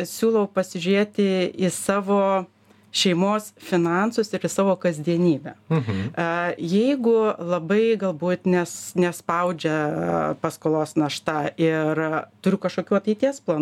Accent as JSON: {"language": "Lithuanian", "country": "Lithuania", "said": "mes lietuviai"}